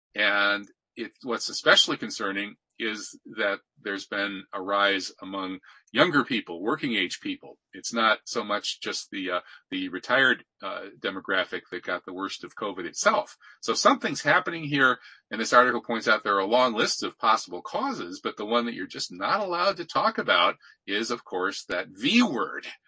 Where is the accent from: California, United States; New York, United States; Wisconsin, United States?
Wisconsin, United States; my home state of Wisconsin